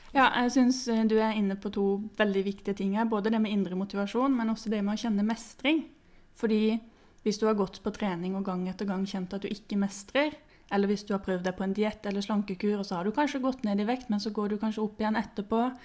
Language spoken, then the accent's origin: Norwegian; Sørlandet, Norway; moved away as an adult; now in Oslo, Norway; jeg kommer fra Sørlandet, men jeg har bodd i Oslo i noen år nå